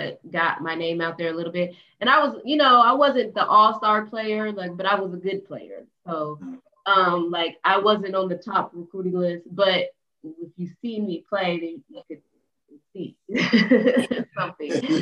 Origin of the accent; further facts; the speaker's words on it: Denver, Colorado, United States; I grew up in Denver, Colorado